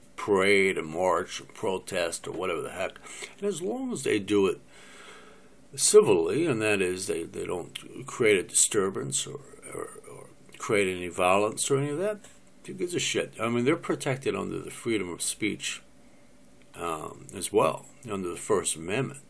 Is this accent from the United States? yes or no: yes; United States; I'm an American